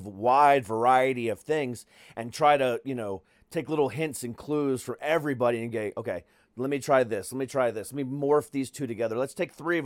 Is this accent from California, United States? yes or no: no; Ohio, United States; moved away; also born or lived in Altamonte Springs, Florida; I'm originally from Ohio